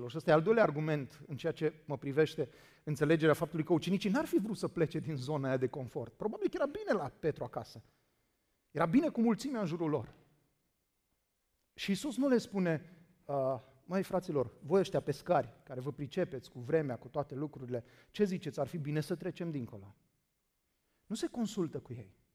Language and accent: Romanian; Danube area, Romania; Credeți-mă, am crescut la Dunăre